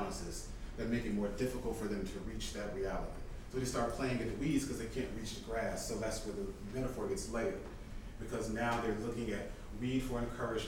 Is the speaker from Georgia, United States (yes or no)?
yes; Atlanta, Georgia, United States; I grew up in the Atlanta area.